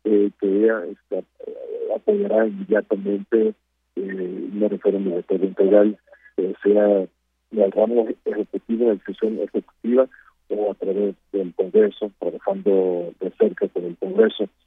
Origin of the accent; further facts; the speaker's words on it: United States; en mi país, en los Estados Unidos